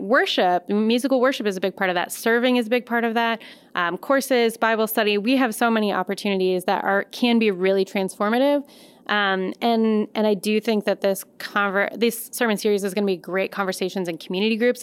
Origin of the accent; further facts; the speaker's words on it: Colorado Springs, Colorado, United States; moved away as an adult; now in Madison, United States; I grew up in Colorado Springs